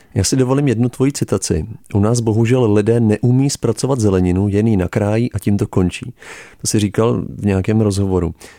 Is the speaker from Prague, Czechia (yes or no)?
yes; Prague, Czechia; jako Čech, jako Pražák